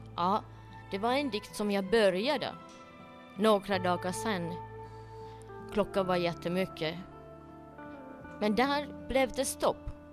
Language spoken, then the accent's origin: Swedish; Finland; jag är äkta finne.